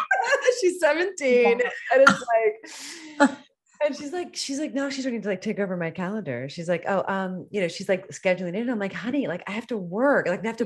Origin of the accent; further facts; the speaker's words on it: East Coast, United States; now in California, United States; I'm not from California. So I'm an East Coaster.